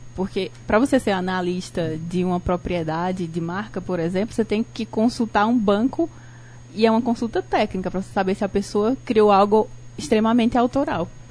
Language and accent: Portuguese; Barbalha, Ceará, Brazil; tenho 31 anos, sou natural de Barbalha